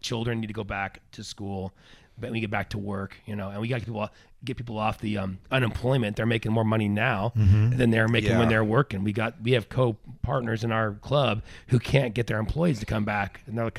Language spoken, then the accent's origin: English; Grants Pass, Oregon, United States; We're rednecks from Grants Pass. The population 80,000.